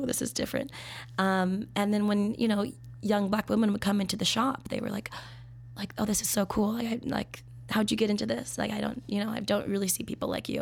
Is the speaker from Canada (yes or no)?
no; Minnesota, United States; moved away as an adult; now in Chicago, United States; I'm from Minnesota